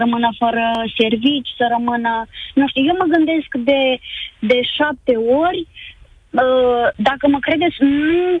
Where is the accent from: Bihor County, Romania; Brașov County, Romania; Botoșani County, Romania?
Botoșani County, Romania; Darabani; Uh, din Darabani.